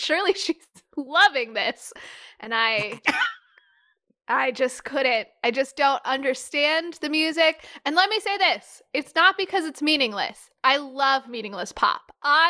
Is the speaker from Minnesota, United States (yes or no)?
yes; Minnesota, United States; Because I grew up in Minnesota, a lot of my friends had cabins.